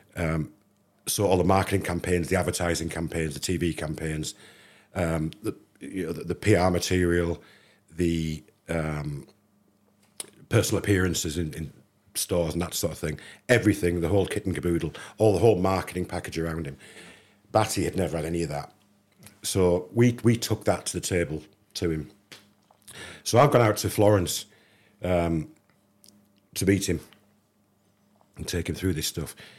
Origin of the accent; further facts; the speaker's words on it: England, United Kingdom; I'm an English kid